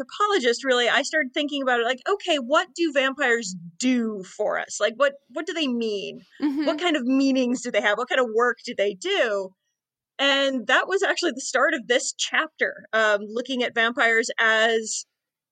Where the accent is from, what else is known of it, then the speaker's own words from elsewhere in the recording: Hutchinson, Minnesota, United States; also born or lived in Madison, Wisconsin; now in Massachusetts, United States; I'm actually originally from rural Minnesota. I grew up in a small town called Hutchinson, which is about 60 miles west of the Twin Cities